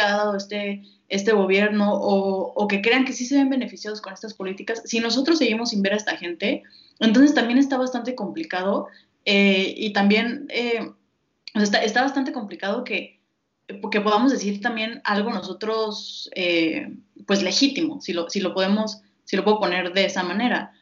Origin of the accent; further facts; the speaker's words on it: Mexico; nosotros como mexicanos